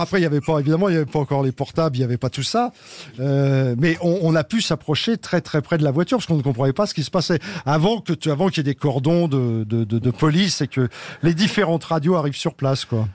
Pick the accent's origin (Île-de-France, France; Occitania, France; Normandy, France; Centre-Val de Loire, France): Île-de-France, France; Paris; où j'étais, c'est ce que je raconte, c'était une sorte de Paris, le 18e, parce que je suis un vrai Parisien